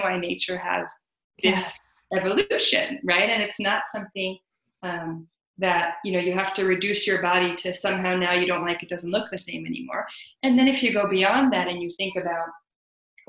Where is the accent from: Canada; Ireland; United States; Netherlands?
Netherlands; moved away; I grew up in the Netherlands